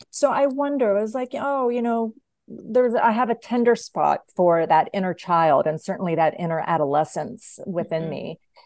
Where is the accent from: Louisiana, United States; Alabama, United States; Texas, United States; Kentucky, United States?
Kentucky, United States; also born or lived in Tennessee / Georgia; So my teen years were spent in three, well, like right heading into my teens, solid into my teens, and then coming out of my teens, I spent in Kentucky, Tennessee, mm-hmm. and then Georgia.